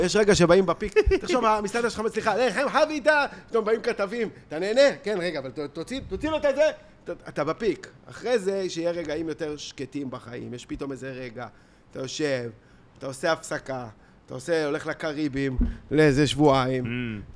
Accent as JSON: {"language": "Hebrew", "town": "Tel Aviv", "region": "Tel Aviv District", "country": "Israel", "tie": "born or raised there", "said": "תל אביב עצמה, אתה יודע, כאילו, זה שפירא, זה, גדלנו פה"}